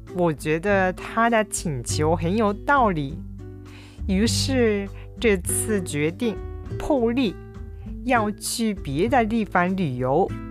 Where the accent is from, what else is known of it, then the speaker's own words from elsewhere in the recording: Kyushu, Oita, Japan; now in Kobe, Japan; 私の実家は九州の大分で普段住んでいるのは神戸